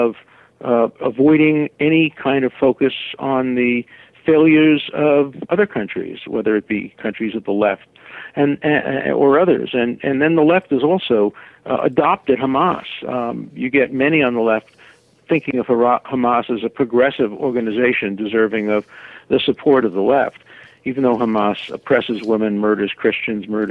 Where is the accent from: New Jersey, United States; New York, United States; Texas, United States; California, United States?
New York, United States; New York City; I grew up in Brooklyn, New York, right after the Holocaust